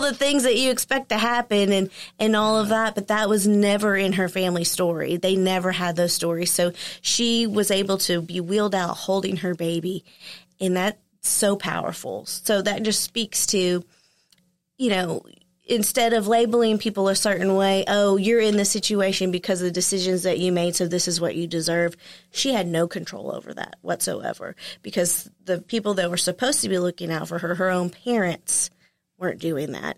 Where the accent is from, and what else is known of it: Texarkana, Texas, United States; born or raised there